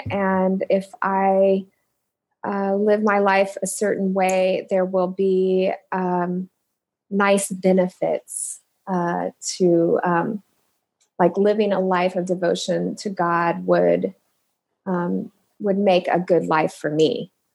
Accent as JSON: {"language": "English", "town": "Indianapolis", "region": "Indiana", "country": "United States", "tie": "born or raised there", "also_born_or_lived": "Cincinnati, Ohio", "moved": "as an adult", "lives_now": "Omaha, United States", "said": "I'm originally from Indianapolis, born in Cincinnati, um, moved to Indianapolis when I was two, and grew up"}